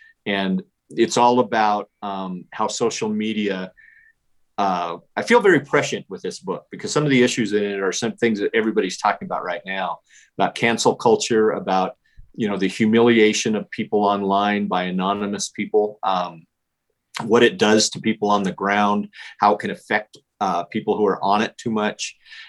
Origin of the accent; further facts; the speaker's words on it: Casper, Wyoming, United States; I was born in Casper, Wyoming, which is right in the center of it.